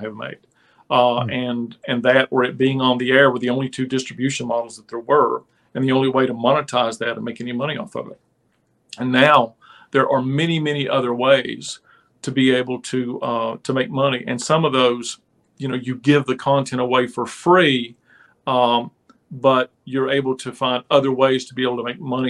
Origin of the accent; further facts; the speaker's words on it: United States; I grew up on the West Virginia Kentucky border, basically where the feud happened